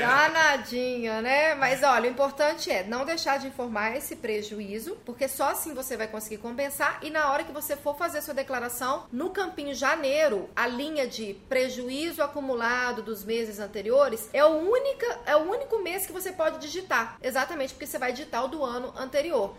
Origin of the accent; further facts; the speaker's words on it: Minas Gerais, Brazil; até no meu estado tem um monte